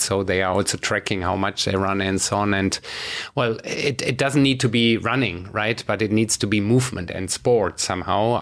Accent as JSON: {"language": "English", "country": "Germany", "said": "my home country, you know, Germany"}